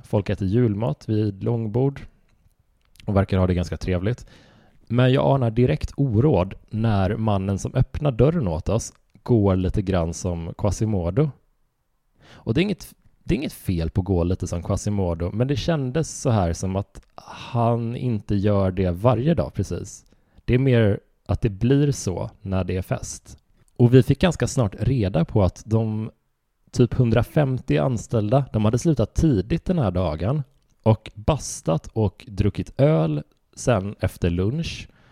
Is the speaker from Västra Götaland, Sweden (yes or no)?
yes; Horred, Västra Götaland, Sweden; jag växte upp i Horröd